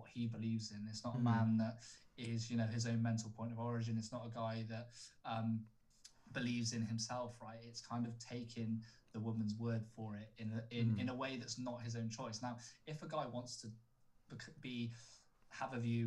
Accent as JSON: {"language": "English", "country": "United Kingdom", "said": "We're quite reserved in who we are as British people"}